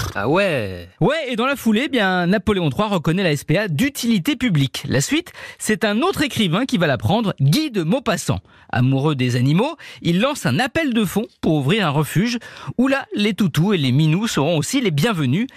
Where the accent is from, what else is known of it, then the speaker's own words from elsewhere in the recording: France; chez nous en France